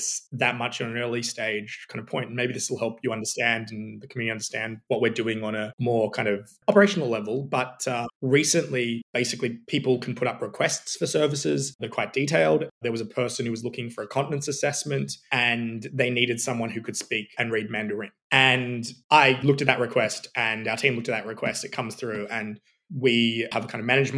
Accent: Sydney, New South Wales, Australia; moved away; I'm originally from Sydney

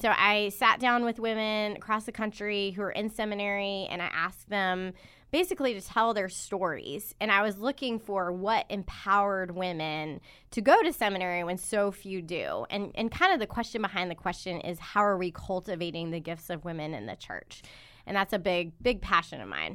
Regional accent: Charlotte, North Carolina, United States; now in Durham, United States; I'm originally from Charlotte, but I've lived in Durham

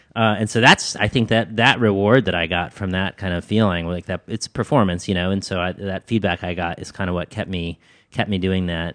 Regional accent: Midland, Michigan, United States; moved away; also born or lived in Ames, Iowa / New York City; I grew up in Midland, Michigan. Uh, I was born in Ames, Iowa. Uh, when I was two, my family moved to Midland, Michigan

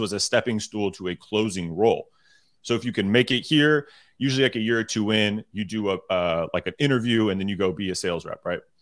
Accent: Sacramento, California, United States; I'm originally from Sacramento, California.

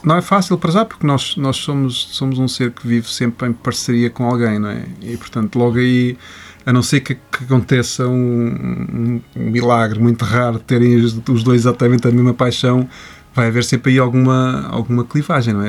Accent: Coimbra, Centro, Portugal; moved away; na minha casa em Coimbra, porque eu sou de Coimbra

